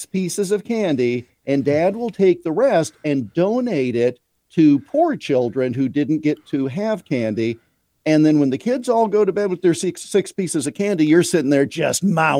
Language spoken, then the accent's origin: English; Iowa, United States; when I was a little kid, growing up in Central Iowa, it was cold for Halloween one year.